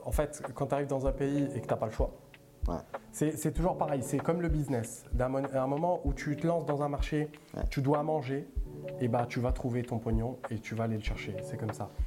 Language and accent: French; Italy; French is a second language; now in France; je suis né, et j'ai grandi en Italie et j'ai débarqué ici en 2011.